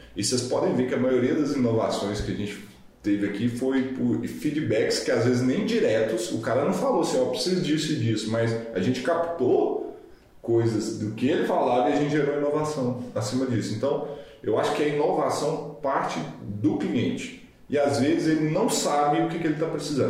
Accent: Brazil; eu sou extremamente patriotista, sou brasileiro, tenho muito orgulho de ser brasileiro

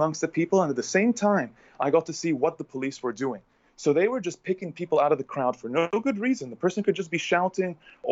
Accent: Egypt; moved away as an adult; also born or lived in Bahrain / Saudi Arabia; I'm an Egyptian by blood, and I grew up in Egypt, and I also grew up in Bahrain and in Saudi Arabia

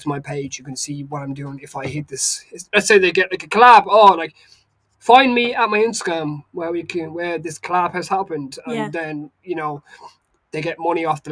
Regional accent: Galway, Connacht, Ireland; now in Maynooth, Ireland; I'm from originally from Galway

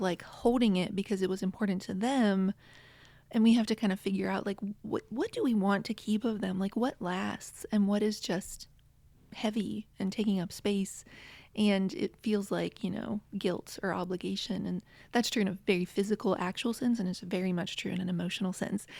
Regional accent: West Virginia, United States; now in Connecticut, United States; I grew up in West Virginia, and now I'm in Connecticut

